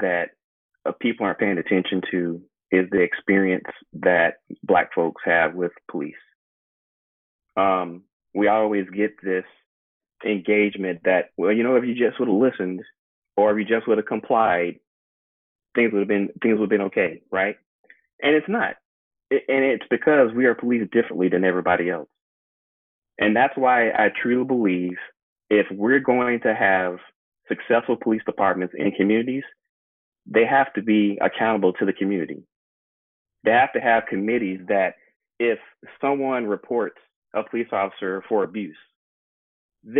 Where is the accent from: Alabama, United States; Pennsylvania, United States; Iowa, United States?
Alabama, United States; Mobile; now in Renton, United States; growing up in Mobile, Alabama, you wouldn't think in the 90s, my parents were actually asked to segregate an academy school